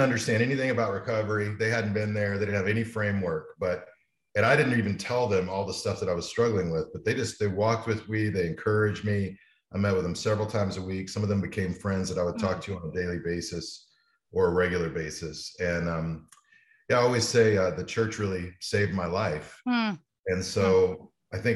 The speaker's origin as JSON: {"language": "English", "town": "Amarillo", "region": "Texas", "country": "United States", "tie": "born or raised there", "also_born_or_lived": "Dallas / Illinois", "said": "I grew up in Amarillo, Texas"}